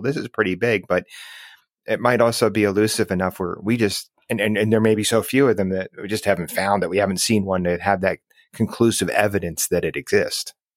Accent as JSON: {"language": "English", "region": "New Jersey", "country": "United States", "said": "I'm from New Jersey"}